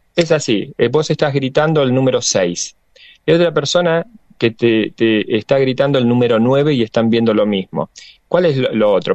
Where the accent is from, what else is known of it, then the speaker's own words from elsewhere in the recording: Santa Fe, Argentina; now in Buenos Aires, Argentina; yo vengo de Santa Fe, una provincia netamente peronista